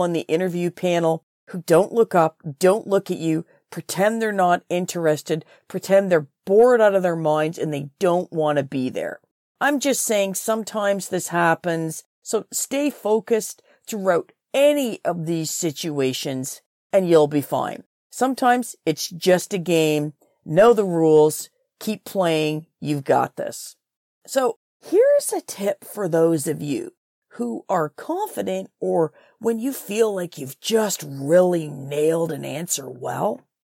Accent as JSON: {"language": "English", "town": "Trenton", "region": "Ontario", "country": "Canada", "said": "I'm from Trenton, Ontario"}